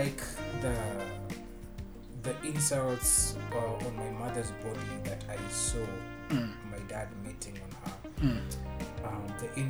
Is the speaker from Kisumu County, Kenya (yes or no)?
no; Nairobi, Kenya; I grew up in Huruma, Huruma Estate, the place we stayed